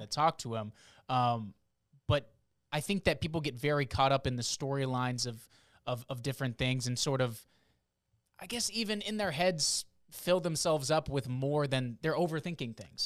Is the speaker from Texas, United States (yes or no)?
no; South Florida, United States; moved away as an adult; also born or lived in New Hampshire / Boston / the South; now in Harrisburg, United States; family is from the Northeast area, New Hampshire and Boston, but I grew up in South Florida